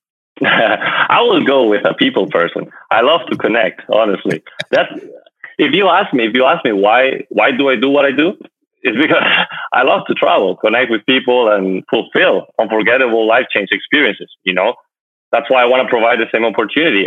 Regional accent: Madrid, Community of Madrid, Spain; moved away as an adult; also born or lived in United States; now in Miami, United States; I'm from Madrid, Spain, and I moved to the United States few years ago

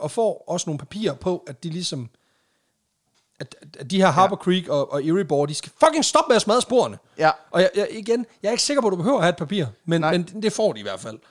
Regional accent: Jutland, Denmark; now in Randers, Denmark; vi er fra Jylland

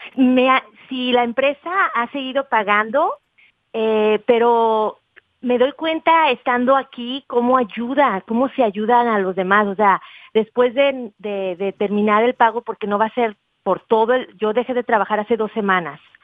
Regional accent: Guadalajara, Jalisco, Mexico; yo soy de Guadalajara

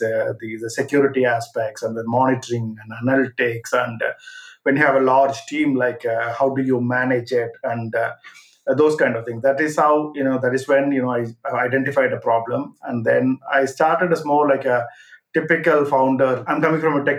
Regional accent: India; moved away as an adult; now in London, United Kingdom; I am originally from India, so I came to London back in 2000

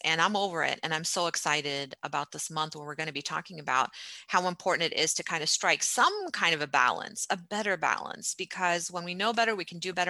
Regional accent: United States; when we were growing up in America

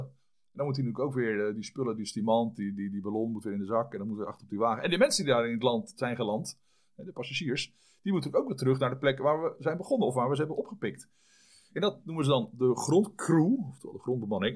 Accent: Vlaardingen, South Holland, Netherlands; also born or lived in Schiedam / French Alps; geboren in Schiedam in 1965. Ehm, opgegroeid in Vlaardingen, ambacht.

